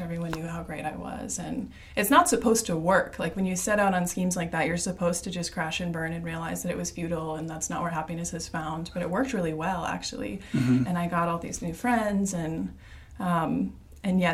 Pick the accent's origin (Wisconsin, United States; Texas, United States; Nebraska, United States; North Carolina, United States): Wisconsin, United States; Monona; I was born and raised in Monona. I've been here most of my life